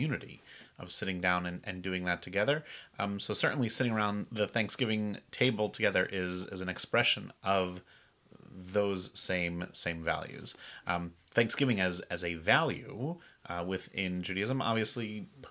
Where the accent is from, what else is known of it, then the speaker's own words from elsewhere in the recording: New England, United States; now in Charleston, United States; I'm originally from New England